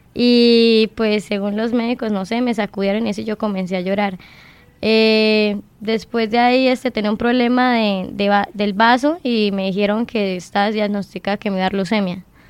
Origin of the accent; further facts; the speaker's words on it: Bucaramanga, Santander, Colombia; also born or lived in Girón, Santander / Lebrija, Santander; Soy nacida en Bucaramanga, criada en Girón, Bucaramanga y Lebrija